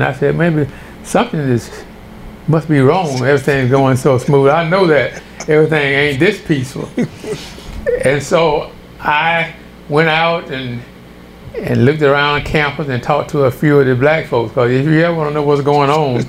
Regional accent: Louisiana, United States; moved away as an adult; also born or lived in Wisconsin / Virginia; they discovered that I was from Louisiana.

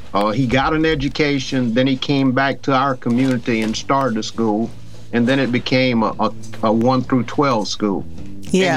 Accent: Louisiana, United States; moved away; in Louisiana, in my hometown

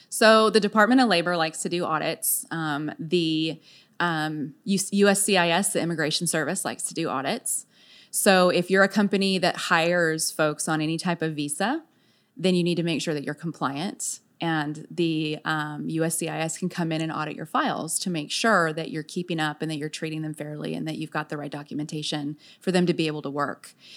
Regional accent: San Diego, California, United States; also born or lived in Virginia / Texas; now in Frisco, United States; I was born and raised in San Diego

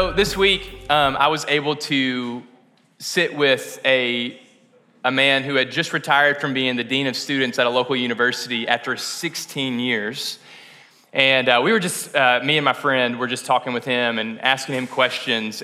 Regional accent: West Kentucky, United States; I'm from West Kentucky

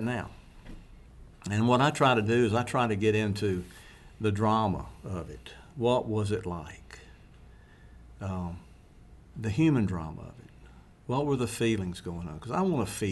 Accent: Mississippi, United States; I'm from Mississippi

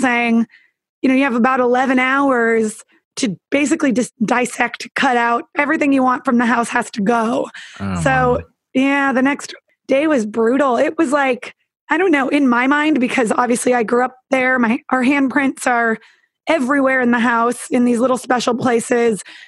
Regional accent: Northern California, United States; I even took a girlfriend back to my hometown because I'm from Northern California.

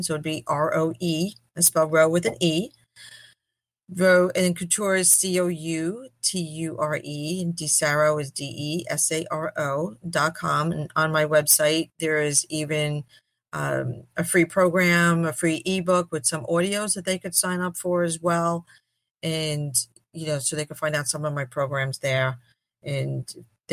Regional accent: New York City, New York, United States; growing up in Brooklyn, I would say I was a French Guinea

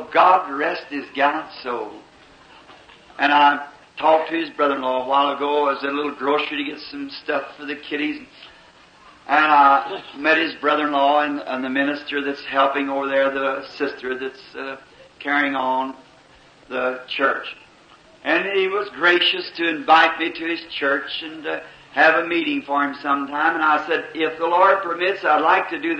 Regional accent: Kentucky, United States; I born in Kentucky in this half between the north and the south.

